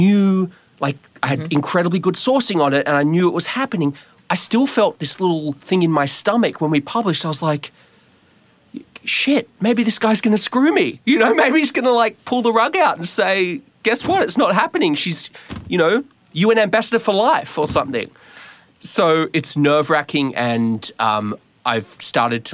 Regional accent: Australia; moved away as an adult; now in Washington, D.C., United States; I'm from Australia

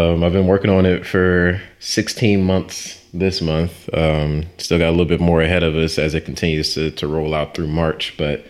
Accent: Ferguson, Missouri, United States; But, you know, growing up in Ferguson, Missouri, my parents are older.

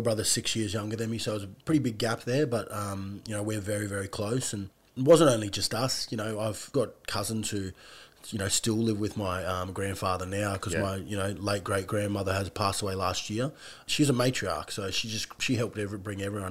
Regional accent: Emu Park, Queensland, Australia; also born or lived in Brisbane; I was born in Brisbane, grew up in Emu Park

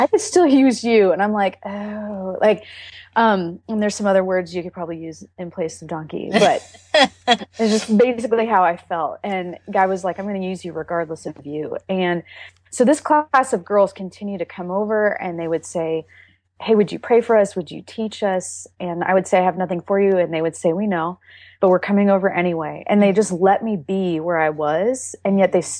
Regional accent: Iowa, United States; moved away as an adult; now in Texas, United States; Iowa, which is where my hometown is

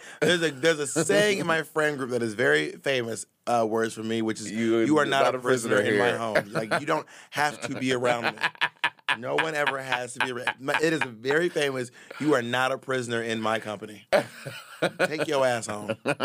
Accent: Columbus, Georgia, United States; also born or lived in Atlanta, United States / Corinth, United States / Phoenix, United States / Alabama, United States; I grew up in cities. I grew up in Columbus, Georgia, and Atlanta, Georgia, but also Corinth, Mississippi, and Phoenix, and Alabama.

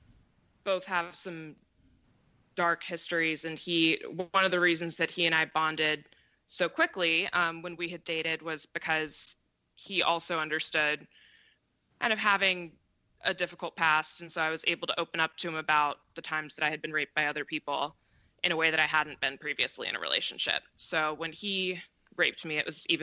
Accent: Seattle, Washington, United States; moved away as an adult; I moved back to Washington State, which is Seattle's my hometown

